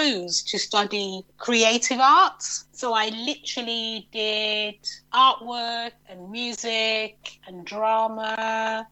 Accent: York, Yorkshire and the Humber, United Kingdom; I grew up in York, not New York, but the original York

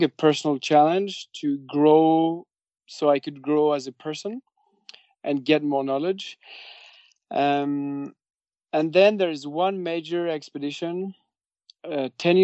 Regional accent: Biarritz, Nouvelle-Aquitaine, France; moved away; also born or lived in Henningsvær, Norway; that's where I grew up in Biarritz, which is a surfer town.

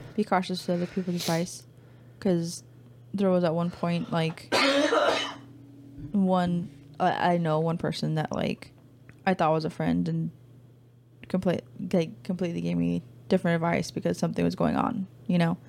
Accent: California, United States; moved away as an adult; also born or lived in Louisiana / Texas; we're from California

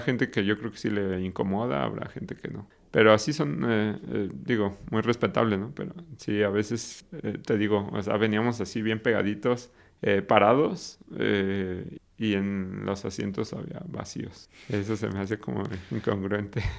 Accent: Mexico City, Mexico; moved away as an adult; also born or lived in Querétaro / Guadalajara / Sweden; soy de la Ciudad de México

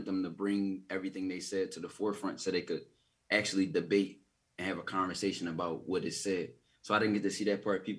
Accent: Philadelphia, Pennsylvania, United States; I'm from Philly.

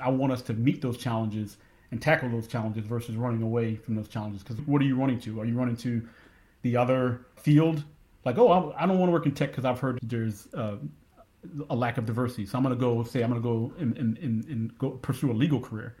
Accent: Philadelphia, Pennsylvania, United States; now in Texas, United States; growing up in Philly

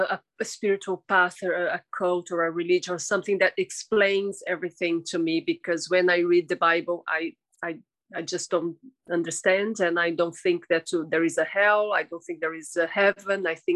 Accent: São Paulo, Brazil; São Paulo.

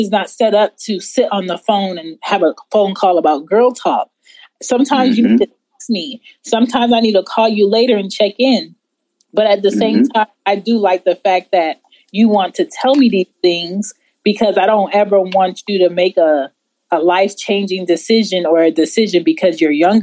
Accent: Philadelphia, Pennsylvania, United States; I'm from West Philly, but my parents are Jamaican.

